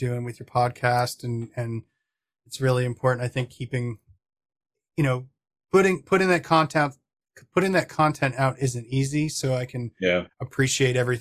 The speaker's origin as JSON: {"language": "English", "region": "New York", "country": "United States", "tie": "born or raised there", "moved": "as an adult", "lives_now": "Portland, United States", "said": "I grew up in New York"}